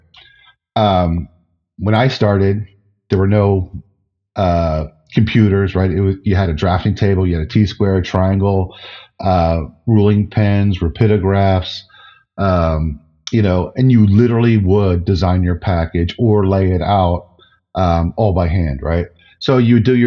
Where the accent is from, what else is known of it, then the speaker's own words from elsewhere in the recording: New Jersey, United States; Where I grew up in New Jersey was just adjacent to the Pine Barrens